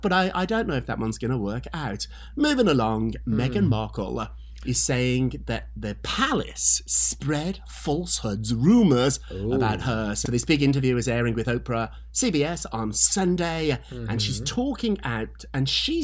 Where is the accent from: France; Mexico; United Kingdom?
United Kingdom; as a Brit